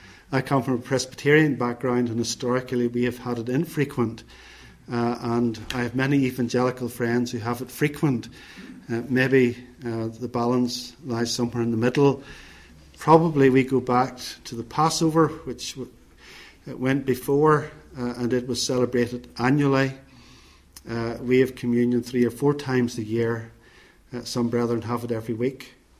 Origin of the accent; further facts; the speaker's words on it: Northern Ireland, United Kingdom; Where I grew up in Northern Ireland, the fear of God in the 50s and 60s was abroad